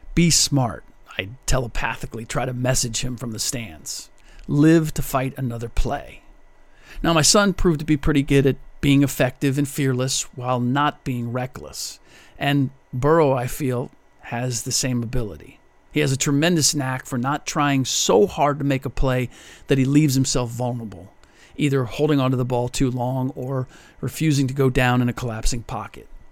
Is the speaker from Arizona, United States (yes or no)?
no; Cincinnati, Ohio, United States; now in Bay Area, United States; the Bengals this season, my hometown team